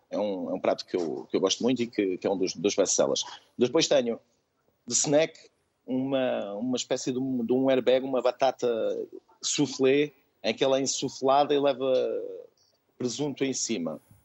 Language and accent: Portuguese; Chaves, Norte, Portugal; sou de Chaves, sou de uma pequena aldeia e nós somos produtores de batata.